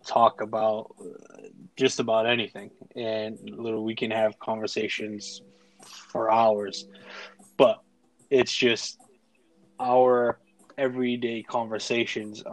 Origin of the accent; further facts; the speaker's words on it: Boston, Massachusetts, United States; I am also from Boston